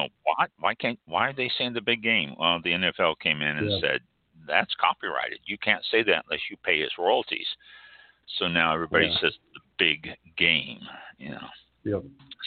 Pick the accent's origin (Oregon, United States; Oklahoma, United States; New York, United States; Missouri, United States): Missouri, United States; Kansas City; now in Tampa, United States; I was born and raised in Kansas City, and I've lived in Tampa area for 35, 37 years now